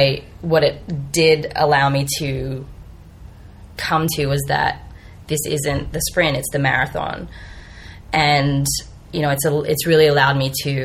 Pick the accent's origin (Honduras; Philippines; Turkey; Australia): Australia; moved away as an adult; also born or lived in Bay Area, United States; now in United States; I am Australian, and I moved to the U.S. about 5 years ago